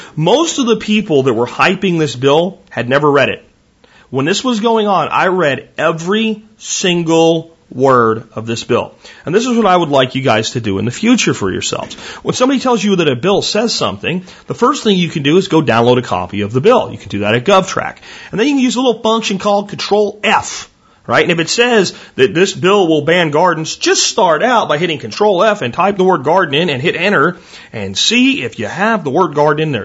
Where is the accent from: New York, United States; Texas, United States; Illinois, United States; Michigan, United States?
Texas, United States; I am from Texas